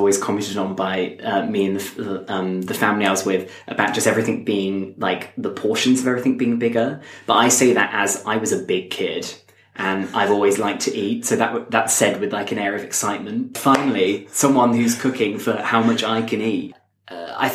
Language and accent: English; Stratford-upon-Avon, West Midlands, United Kingdom; moved away as an adult; now in Oxford, United Kingdom; I was in my hometown, Stratford-upon-Avon.